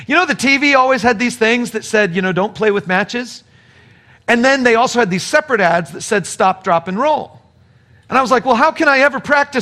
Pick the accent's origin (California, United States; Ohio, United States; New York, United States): California, United States; southern California desert, United States; moved away; I was raised in California. The sun is pretty hot out there, and so I was in the southern part of the state in the desert